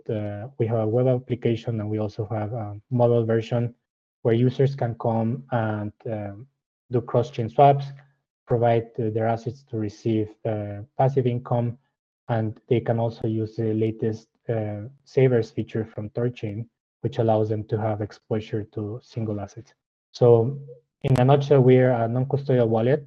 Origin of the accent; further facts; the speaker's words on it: Mexico; moved away as an adult; also born or lived in Mexico City, Mexico / Germany / Pittsburgh, United States; now in Freienbach, Switzerland; I'm originally from Mexico. So I studied my undergrad in Mexico City.